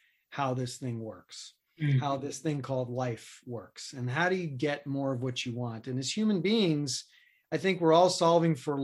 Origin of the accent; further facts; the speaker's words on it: New York City, New York, United States; moved away as an adult; also born or lived in Boulder, Colorado; I grew up in New York City in Queens